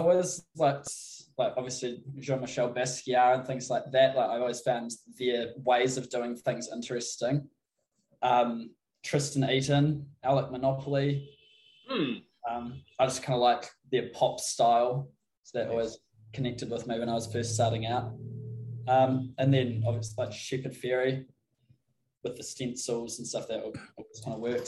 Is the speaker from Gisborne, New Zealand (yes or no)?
no; Christchurch, Canterbury, New Zealand; I'm from Christchurch, so it's down the middle of the South Island.